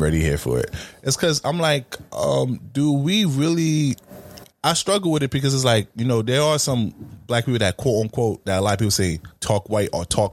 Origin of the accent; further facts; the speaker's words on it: New York, United States; you end up picking up on languages and Ebonics and our New York slang